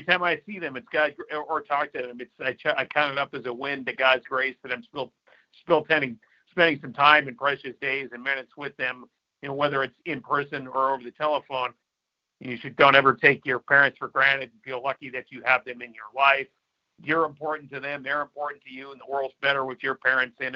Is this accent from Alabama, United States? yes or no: no; North Dakota, United States; moved away; back in my home state